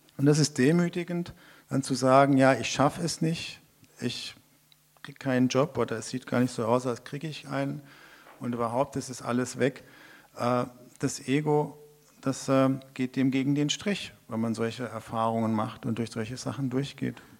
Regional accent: Hesse, Germany; also born or lived in Mongolia; ich als gebürtige Hesse

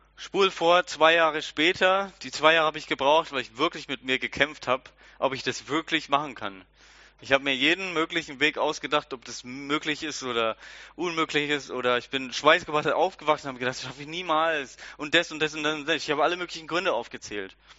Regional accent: Germany; wir sind alle Deutsche

